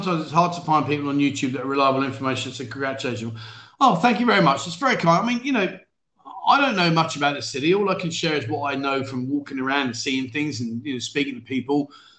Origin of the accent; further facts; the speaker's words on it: London, United Kingdom; So, as you know, like, I grew up and lived in London.